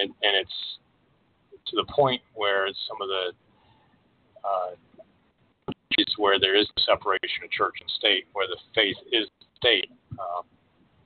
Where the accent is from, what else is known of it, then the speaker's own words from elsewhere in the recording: Washington, District of Columbia, United States; moved away as an adult; now in Oregon, United States; I grew up in the Washington, D.C. suburbs, in a community that was far more diverse than where I am out here in Oregon now